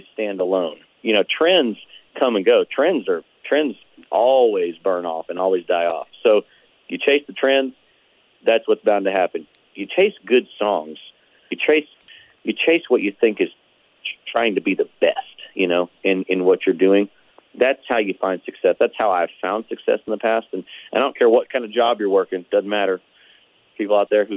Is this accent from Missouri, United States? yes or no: yes; Perryville, Missouri, United States; I was born in Perryville